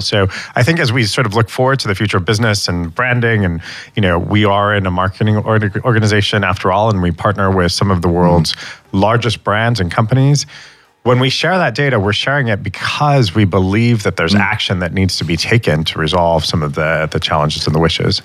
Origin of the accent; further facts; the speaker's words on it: United States; as an American